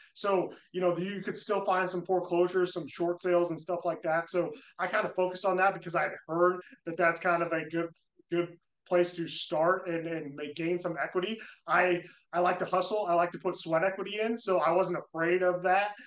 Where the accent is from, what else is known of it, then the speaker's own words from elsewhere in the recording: Indianapolis, Indiana, United States; I'm from Indianapolis, Indiana